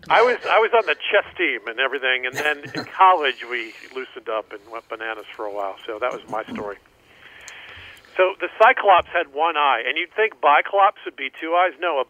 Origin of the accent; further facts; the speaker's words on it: Atlanta, Georgia, United States; also born or lived in Florida; Yeah, mostly Atlanta. I was born in Florida, but mostly suburban Atlanta.